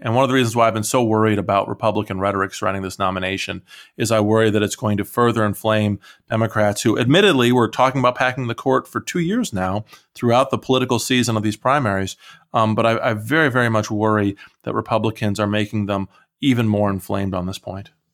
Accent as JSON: {"language": "English", "region": "Iowa", "country": "United States", "moved": "yes", "said": "I'm originally from Iowa"}